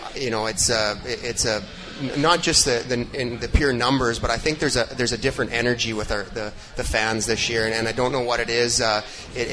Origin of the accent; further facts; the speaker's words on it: Manitoba, Canada; moved away; growing up in small town in Manitoba